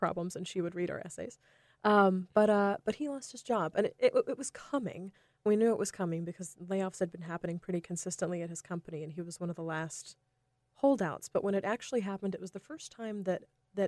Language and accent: English; North Carolina, United States; I grew up in North Carolina